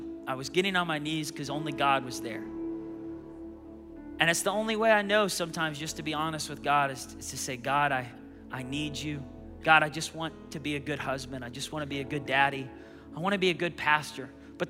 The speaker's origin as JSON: {"language": "English", "town": "Baltimore", "region": "Maryland", "country": "United States", "lives_now": "Tulsa, United States", "said": "I was court ordered by a judge to come to Tulsa, Oklahoma. I was from Baltimore, Maryland."}